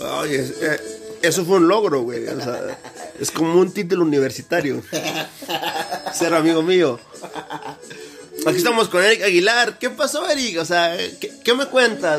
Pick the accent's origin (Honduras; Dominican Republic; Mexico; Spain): Mexico; Saltillo, Coahuila; yo soy de Saltillo, Coahuila y son tres calles